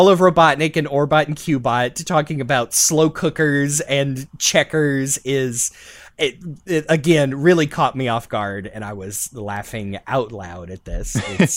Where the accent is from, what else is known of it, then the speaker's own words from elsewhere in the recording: Gulf Coast of America, United States; We have a f-ing moon pie in my hometown